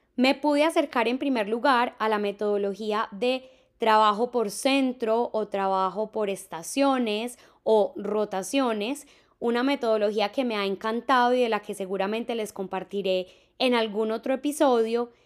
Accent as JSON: {"language": "Spanish", "town": "Medellín", "region": "Antioquia", "country": "Colombia", "said": "Yo soy de Medellín"}